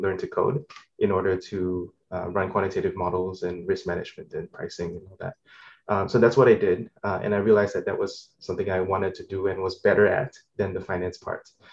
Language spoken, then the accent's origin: English; Singapore; moved away as an adult; now in United States; I'm originally from Singapore, um, and I moved to the states for college